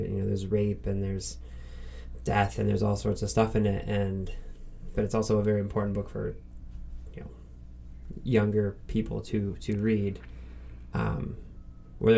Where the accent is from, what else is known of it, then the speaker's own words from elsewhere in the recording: Northeast Ohio, United States; being from Northeast Ohio